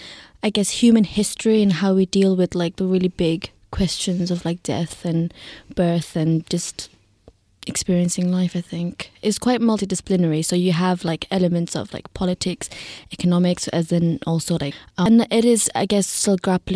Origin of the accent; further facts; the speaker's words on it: Hyderabad, Sindh, Pakistan; also born or lived in Zimbabwe; now in United Kingdom; I grew up in Pakistan, in Hyderabad. I was born there and then I moved to Zimbabwe. And then I lived in, moved around quite a lot in the UK.